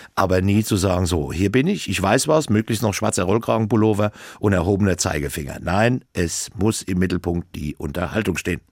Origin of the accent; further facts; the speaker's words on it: Obernburg am Main, Bavaria, Germany; weil ich bin ja in Obernburg am Main groß geworden